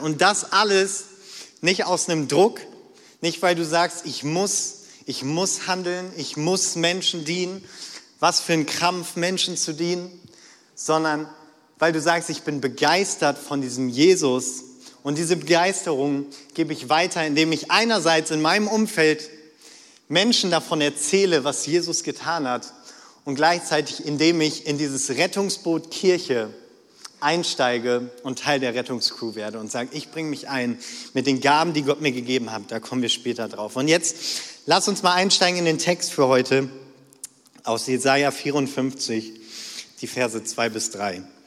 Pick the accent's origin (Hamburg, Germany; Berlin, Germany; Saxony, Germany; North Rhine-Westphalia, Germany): North Rhine-Westphalia, Germany; moved away; ich komme so ganz nah an der niederländischen Grenze, okay, von, vom Niederrhein